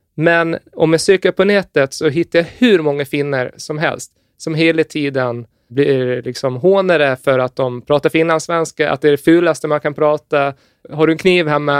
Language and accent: Swedish; Gotland, Sweden; jag är gotlänning och har 15 lamm hemma